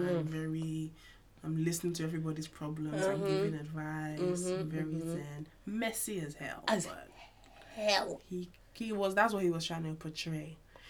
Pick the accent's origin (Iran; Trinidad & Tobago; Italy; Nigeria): Nigeria; I'm Nigerian